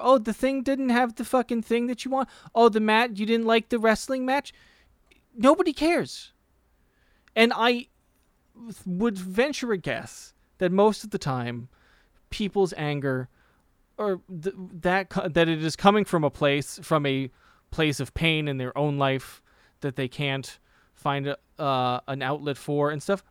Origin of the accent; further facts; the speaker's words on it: United States; As an American